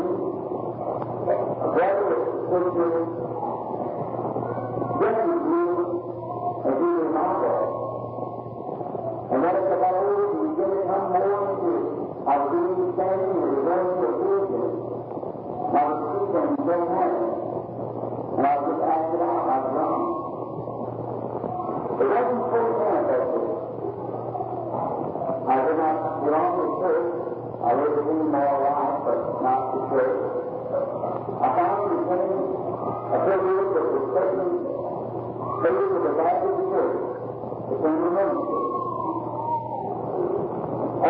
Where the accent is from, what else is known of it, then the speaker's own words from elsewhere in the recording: Kentucky, United States; I was born in Kentucky.